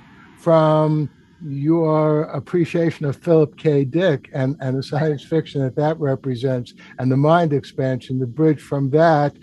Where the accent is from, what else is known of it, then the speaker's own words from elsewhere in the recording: New York City, New York, United States; as a New Yorker